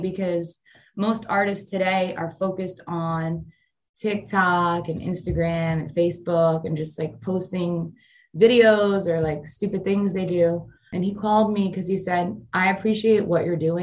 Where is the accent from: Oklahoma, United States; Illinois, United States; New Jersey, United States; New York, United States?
New York, United States; New York City; moved away as an adult; also born or lived in Nashville, Tennessee; I grew up in Staten Island